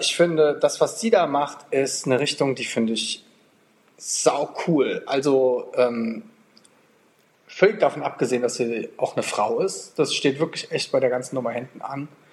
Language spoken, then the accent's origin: German; Germany; now in Portugal; wir als, als Deutsche